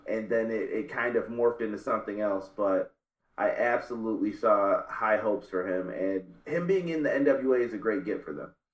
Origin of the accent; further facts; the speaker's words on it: Northeast, United States; I grew up in the Northeast.